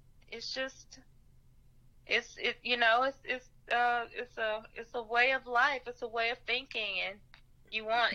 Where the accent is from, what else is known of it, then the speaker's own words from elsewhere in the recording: Nashville, Tennessee, United States; also born or lived in St. Louis; I grew up in Nashville